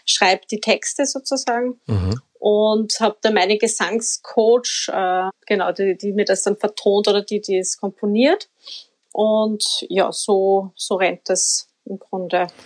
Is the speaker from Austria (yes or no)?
yes; Upper Austria, Austria; now in Vienna, Austria; ich bin ja kein Wienerin, das muss man, das hört man wahrscheinlich eh auch. Also ich komme aus Oberösterreich